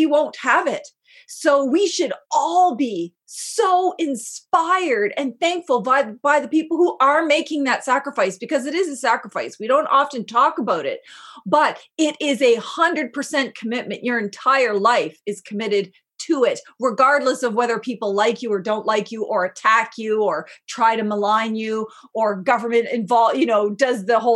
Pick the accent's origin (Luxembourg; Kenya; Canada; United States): Canada; I'm not from Shikwetmik territory, I'm from Mi'kma'ki